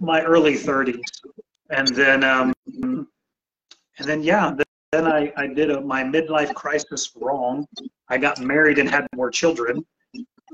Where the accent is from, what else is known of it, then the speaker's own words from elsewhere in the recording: San Antonio, Texas, United States; now in Houston, United States; I was a military brat before. So before second grade, I went to about 10 different elementary schools, lived in about 8 different cities. But when I was 8 years old, we settled in San Antonio, Texas.